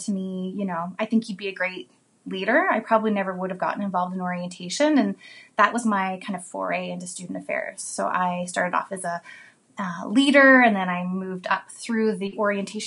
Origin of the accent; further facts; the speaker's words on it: Vancouver, British Columbia, Canada; I was born in Vancouver, British Columbia, Canada.